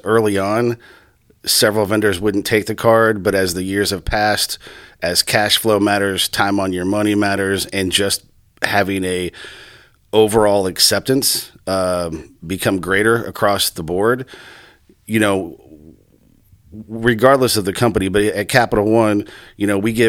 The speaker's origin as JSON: {"language": "English", "town": "Johnston", "region": "Iowa", "country": "United States", "tie": "born or raised there", "said": "I was born and raised in Johnston, sandbox kid, K through 12."}